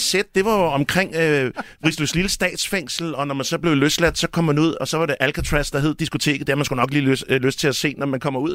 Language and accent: Danish; Albertslund, Capital Region of Denmark, Denmark; jeg er fra Alberslund